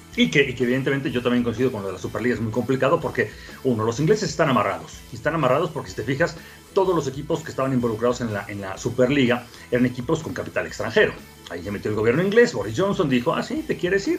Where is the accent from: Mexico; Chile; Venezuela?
Mexico; somos mexicanos